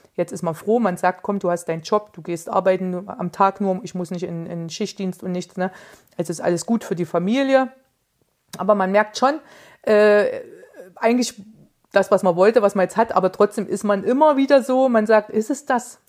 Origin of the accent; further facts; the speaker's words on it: Erfurt, Thuringia, Germany; als Erfurter